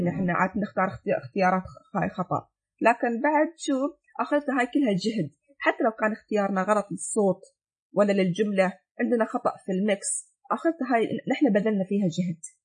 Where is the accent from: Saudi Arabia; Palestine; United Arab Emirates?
United Arab Emirates; انا الحين ك... كاماراتيه